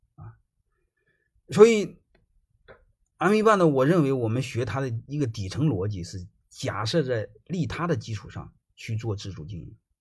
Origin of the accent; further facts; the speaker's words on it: China; 我们中国人百分之九十九的人学稻盛和夫